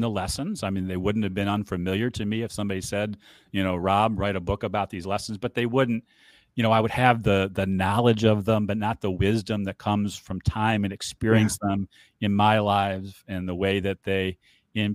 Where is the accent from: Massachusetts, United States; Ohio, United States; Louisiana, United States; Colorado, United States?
Ohio, United States; Cleveland; I grew up in Cleveland